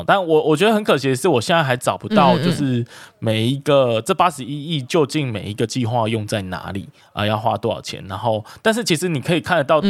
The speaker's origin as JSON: {"language": "Chinese", "region": "Kaohsiung", "country": "Taiwan", "said": "哎，这就是我们高雄人的事情啊，其他其他外地人就别管这样。"}